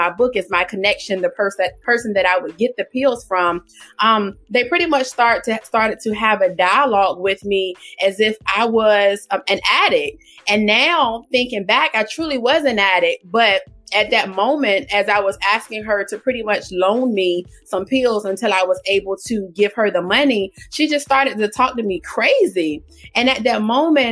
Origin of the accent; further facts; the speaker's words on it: Portsmouth, Virginia, United States; now in Suffolk, United States; I am from Portsmouth, Virginia. Born and raised in Portsmouth, Virginia. I now reside in Suffolk, Virginia.